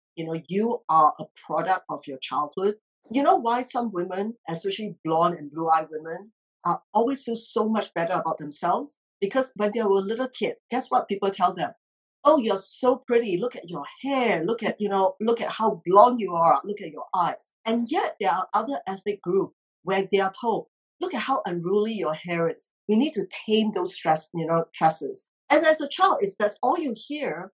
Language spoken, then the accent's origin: English; Singapore; moved away as an adult; also born or lived in Australia / United Kingdom / Geneva; now in United States; I grew up in Singapore